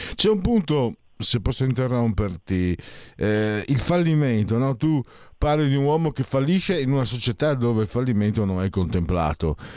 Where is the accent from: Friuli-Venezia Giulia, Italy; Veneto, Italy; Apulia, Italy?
Friuli-Venezia Giulia, Italy; vengo dal Friuli